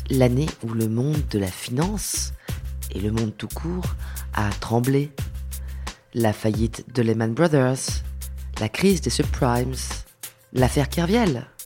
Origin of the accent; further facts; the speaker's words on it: Lyon, Auvergne-Rhône-Alpes, France; J'ai grandi à Lyon.